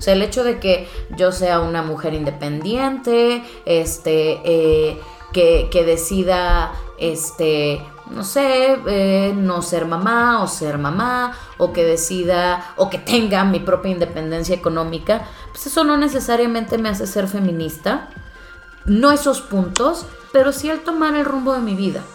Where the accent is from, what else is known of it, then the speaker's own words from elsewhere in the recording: Monterrey, Nuevo León, Mexico; vengo de Monterrey, vengo de, de la gran ciudad